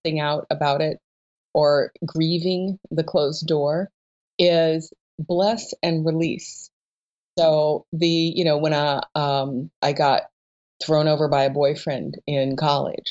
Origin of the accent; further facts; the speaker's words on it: Columbia, Missouri, United States; I'm from Columbia, Missouri